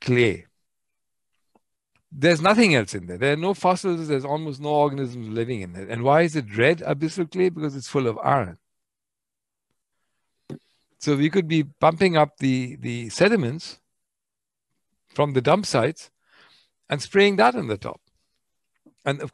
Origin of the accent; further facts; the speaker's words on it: India; I'm Indian.